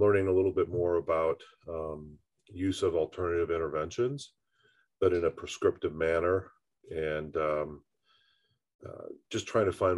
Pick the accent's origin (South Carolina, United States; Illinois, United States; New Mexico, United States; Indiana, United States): Indiana, United States; being a Hoosier by birth and growing up in Indiana